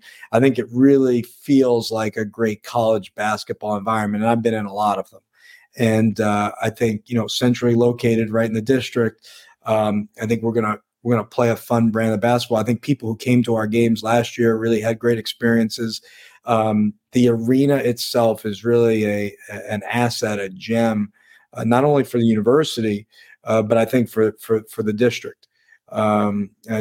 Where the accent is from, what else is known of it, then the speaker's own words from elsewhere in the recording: New York, United States; now in Washington, D.C. area, United States; as a New Yorker